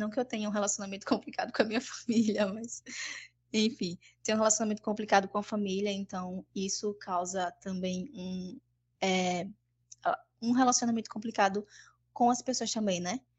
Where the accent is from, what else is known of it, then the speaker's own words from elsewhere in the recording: Traipu, Alagoas, Brazil; eu sou de Alagoas, Traipu.